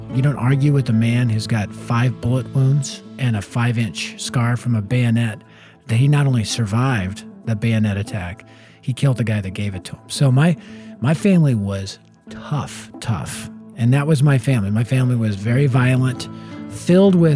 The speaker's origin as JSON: {"language": "English", "town": "Denver", "region": "Colorado", "country": "United States", "tie": "born or raised there", "said": "Born and raised in North Denver"}